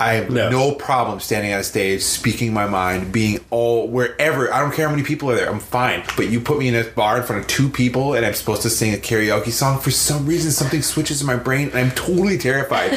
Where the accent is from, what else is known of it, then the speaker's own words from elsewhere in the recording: Wisconsin, United States; I grew up in Wisconsin